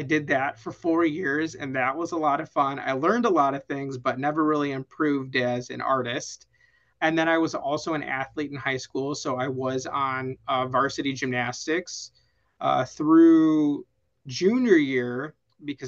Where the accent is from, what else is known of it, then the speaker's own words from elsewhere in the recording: Vernon Hills, Illinois, United States; moved away as an adult; now in Arizona, United States; I grew up in a town called Vernon Hills, Illinois. It's a northwest suburb of Chicago